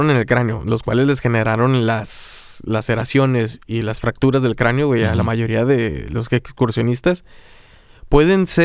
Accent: Mexico

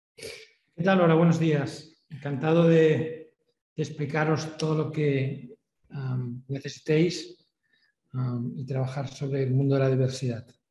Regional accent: Spain; nosotros somos españoles

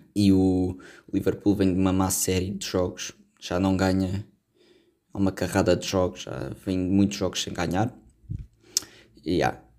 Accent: Portugal; sendo português

